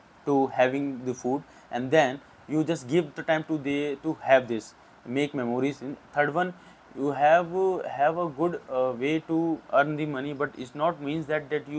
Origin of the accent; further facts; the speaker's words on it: India; I'm from India